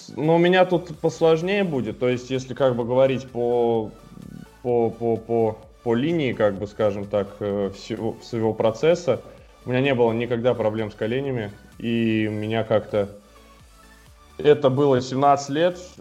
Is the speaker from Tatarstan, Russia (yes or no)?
yes; Almetyevsk, Tatarstan, Russia; moved away; Изначально я сам вообще из Альметьевска, это город 150 э, тысяч населения и в Татарстане. И я там начинал